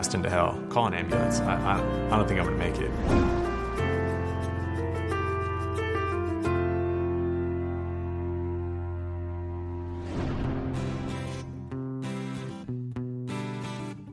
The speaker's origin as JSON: {"language": "English", "town": "Los Angeles", "region": "California", "country": "United States", "tie": "born or raised there", "said": "I'm from Venice, California, born and raised."}